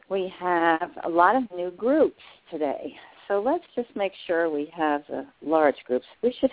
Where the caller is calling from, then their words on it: Alabama, United States; Hello, I'm … from Alabama.